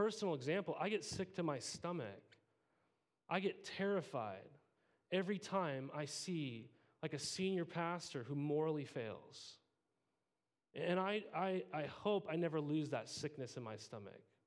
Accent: Montana, United States; I grew up in Montana

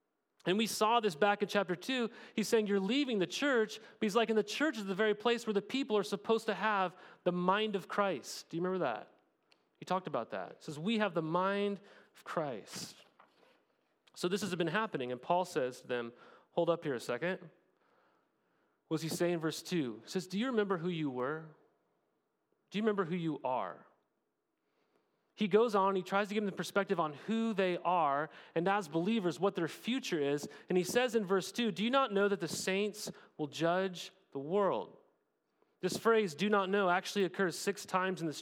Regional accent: United States; We're more American in our citizenship

